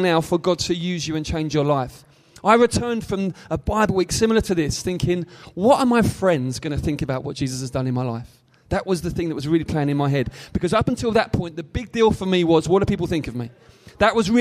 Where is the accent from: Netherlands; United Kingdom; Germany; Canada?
United Kingdom; London; also born or lived in Greenwich, London; I was born in Greenwich in London, but I was brought up on the outskirts in a place called Bexley, which is kind of a London borough